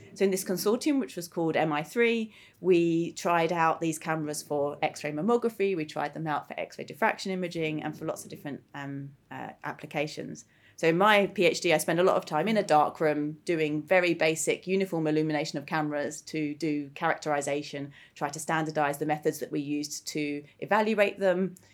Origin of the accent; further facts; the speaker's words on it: Greenwich, London, United Kingdom; growing up in Greenwich